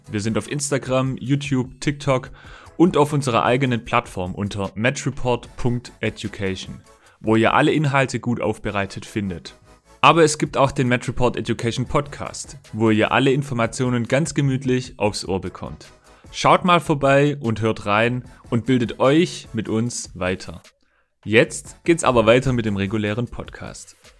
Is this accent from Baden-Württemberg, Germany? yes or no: yes; Rottenburg region, Baden-Württemberg, Germany; ich komme ja auch aus der Region